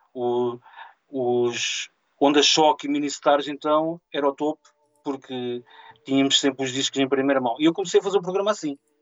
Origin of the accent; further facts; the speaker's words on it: Mira, Coimbra District, Portugal; eu sou natural de Mira